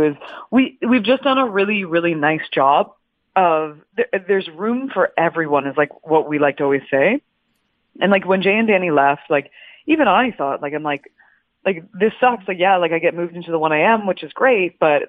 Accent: Canada; I being a Canadian and growing up, like my dad's a diehard CFL fan.

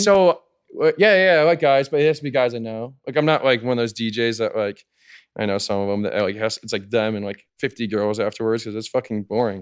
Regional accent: Chicago, Illinois, United States; moved away as an adult; now in Miami, United States; I'm from Chicago

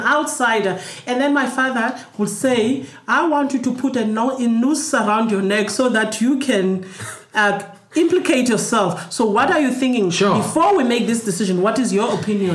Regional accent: Cape Town, Western Cape, South Africa; When we grew up in Crossroads

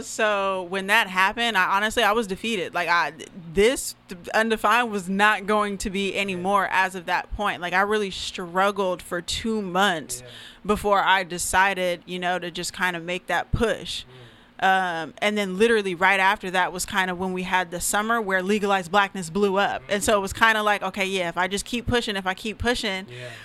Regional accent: Federal Way, Washington, United States; also born or lived in Oregon; I'm actually from Federal Way, Washington. Mm-hmm. Um, so that's you know that's where I grew up. Um, I was born in Oregon, but raised out here. You know, moved out here when I was four

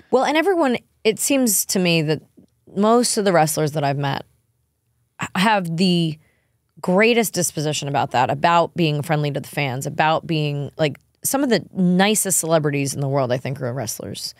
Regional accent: New York, United States; now in Nashville, United States; me and my husband growing up in New York and him in Alabama

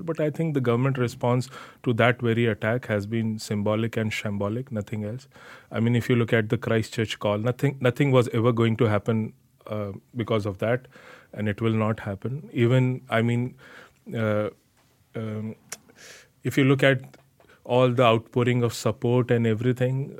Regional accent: North India, India; first language Hindi; English is a second language; now in New Zealand

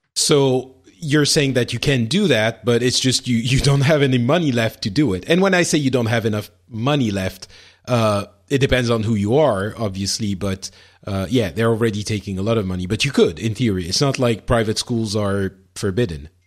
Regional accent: France; in France, we we don't have that, or at least I didn't when I was growing up

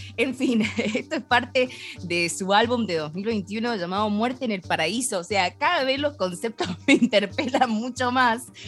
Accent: Cuyo, Argentina; nos vamos para mi tierra

